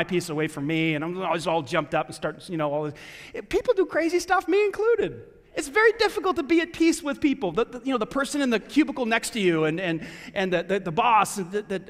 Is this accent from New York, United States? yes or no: yes; New York, United States; now in Greenwood, United States; I grew up in New York